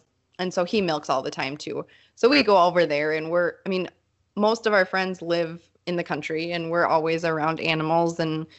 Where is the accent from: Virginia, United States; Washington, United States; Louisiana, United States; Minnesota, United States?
Minnesota, United States; Mankato; So I grew up in Mankato, which is like a 60,000 person city town.